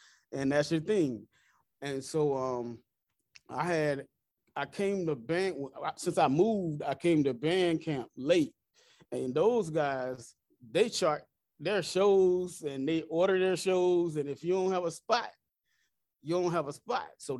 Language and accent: English; Conway, South Carolina, United States; also born or lived in Marion, South Carolina; I was born in Conway, South Carolina, but I went attended Marion High School. So we moved after middle school to Marion High School, and that's where I graduated from